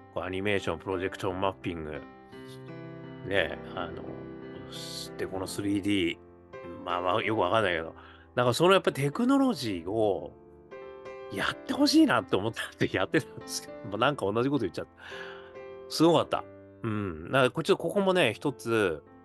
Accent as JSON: {"language": "Japanese", "region": "Hokkaido", "country": "Japan", "tie": "born or raised there", "moved": "yes", "lives_now": "Tokyo, Japan", "said": "北海道生まれる私"}